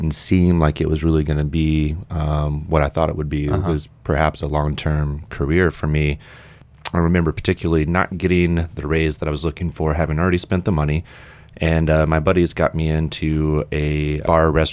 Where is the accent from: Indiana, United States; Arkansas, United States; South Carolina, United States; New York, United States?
Indiana, United States; moved away as an adult; originally I'm from Indiana. I was living in Indianapolis and I moved down here to go to school